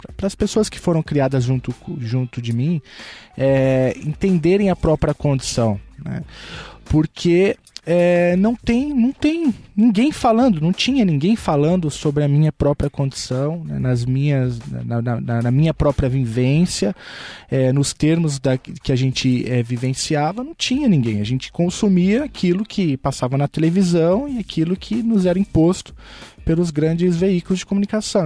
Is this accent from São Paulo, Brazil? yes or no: yes; São Paulo, Brazil; eu vim da periferia de São Paulo, no extremo leste da cidade de São Paulo